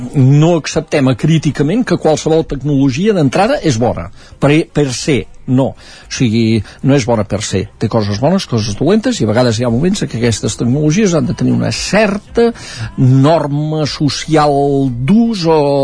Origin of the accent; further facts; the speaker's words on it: Sant Joan de les Abadesses, Catalonia, Spain; sota casa meva a eh, Sant Joan de les Abadesses, al meu poble